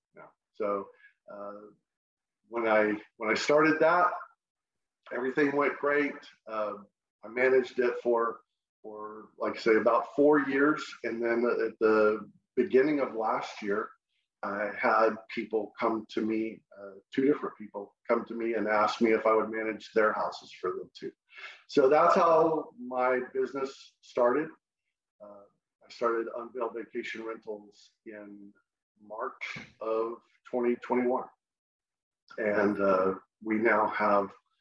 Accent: Texas, United States; also born or lived in San Antonio, Texas; I'm from Texas. And if you don't know, if you can't tell by my accent, I grew up in Texas and have spent the last 20 years in San Antonio

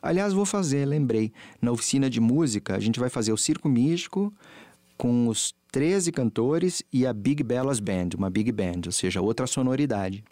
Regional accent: Santos, São Paulo, Brazil; Eu sou de Santos, minha família é de Santos

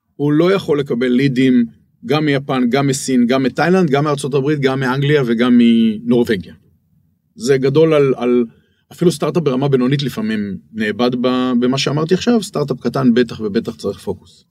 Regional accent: Israel; now in Bangkok, Thailand

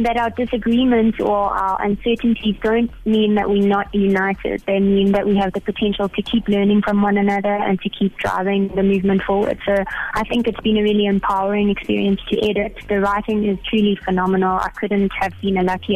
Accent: South Africa; also born or lived in Cape Town

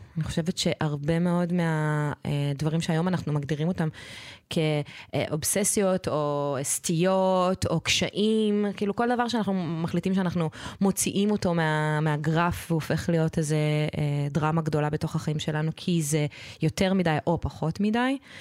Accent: Israel; אני גדלתי בקיבוץ

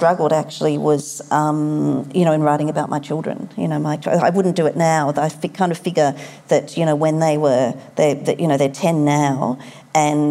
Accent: Sydney, New South Wales, Australia; my hometown, about Sydney

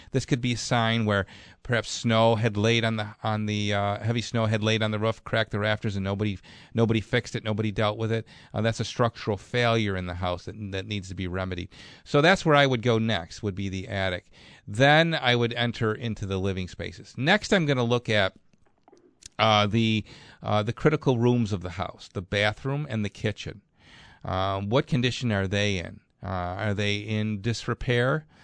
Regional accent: Clarence, New York, United States; Clarence, my hometown

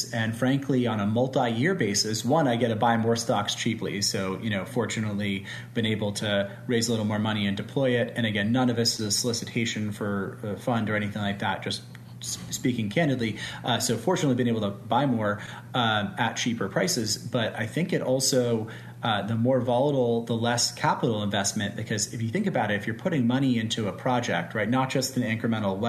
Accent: United States; I'm American

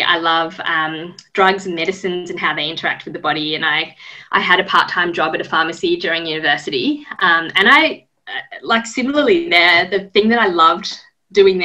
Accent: Sydney, New South Wales, Australia; also born or lived in Japan / Melbourne; I grew up mainly in Sydney

